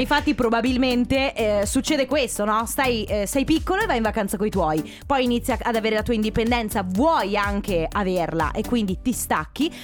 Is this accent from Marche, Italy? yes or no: no; Sicily, Italy; now in Veneto, Italy; io sono nata in Sicilia